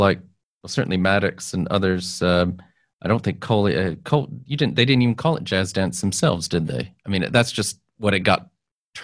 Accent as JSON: {"language": "English", "region": "Texas", "country": "United States", "moved": "yes", "said": "I'm from Texas originally"}